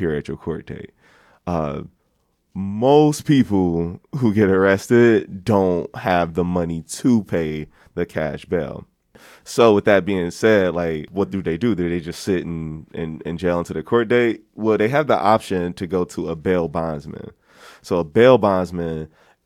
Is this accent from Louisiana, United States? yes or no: no; Philadelphia, Pennsylvania, United States; in Philadelphia, my hometown where I'm staying right now